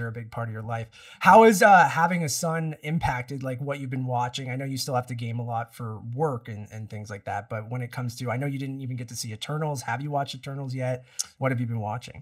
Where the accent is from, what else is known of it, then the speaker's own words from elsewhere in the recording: Toronto, Ontario, Canada; we're from Toronto